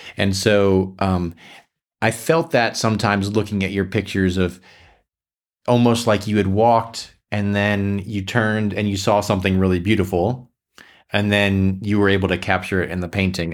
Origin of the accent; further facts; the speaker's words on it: South Florida, United States; moved away; I grew up in South Florida